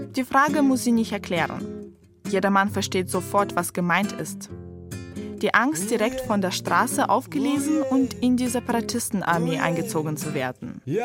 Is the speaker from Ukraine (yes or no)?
yes; Donetsk, Donetsk Oblast, Ukraine; moved away; Ich komme auch aus Donetsk, bin dort aufgewachsen, aber schon vor zehn Jahren weggezogen